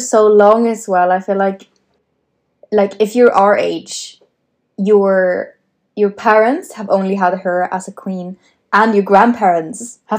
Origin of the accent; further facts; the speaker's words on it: Sweden; moved away as an adult; now in London, United Kingdom; I am back home in my hometown in Sweden. I think it's quite the fitting place to be for this podcast because almost exactly 2 years ago that I moved to London, and now I'm back here in Sweden